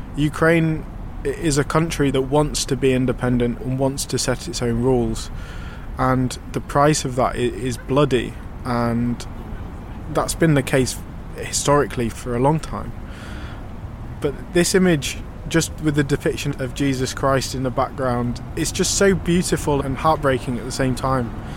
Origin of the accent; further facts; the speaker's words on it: United Kingdom; I'm a British documentary photographer